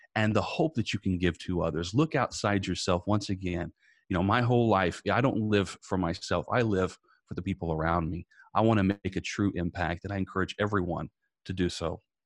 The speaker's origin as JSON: {"language": "English", "region": "Indiana", "country": "United States", "tie": "born or raised there", "moved": "as an adult", "lives_now": "Tampa, United States", "said": "I'm originally from Indiana. I now live in Tampa, Florida. Uh, but growing up in Indiana"}